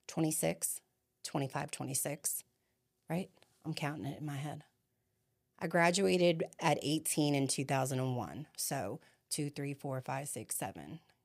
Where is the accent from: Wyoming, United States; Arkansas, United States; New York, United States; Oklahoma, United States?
New York, United States; New York City; also born or lived in New Jersey / Florida; now in Spring Hill, United States; I am from Staten Island, New York